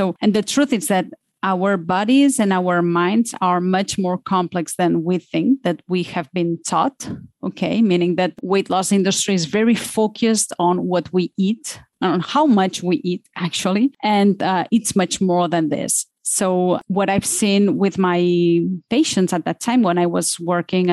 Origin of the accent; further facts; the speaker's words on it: Barcelona, Catalonia, Spain; moved away as an adult; now in Switzerland; I am from Barcelona